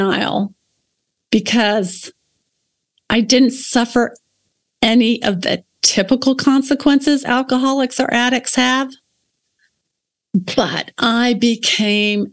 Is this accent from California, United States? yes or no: no; Houston, Texas, United States; now in Alabama, United States; I grew up outside of Houston in a little suburb of Houston